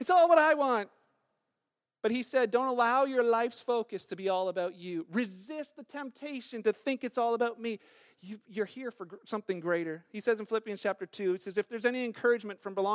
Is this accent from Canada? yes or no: yes; Canada; being Canadian